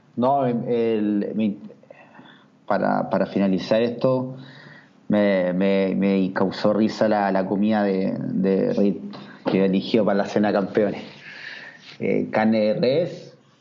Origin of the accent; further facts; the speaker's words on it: Chile; soy chileno